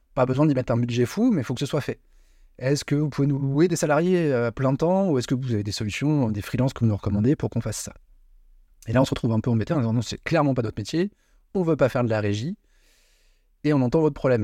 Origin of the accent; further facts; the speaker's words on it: Paris, Île-de-France, France; moved away as an adult; now in Lyon, France; le parisien à la base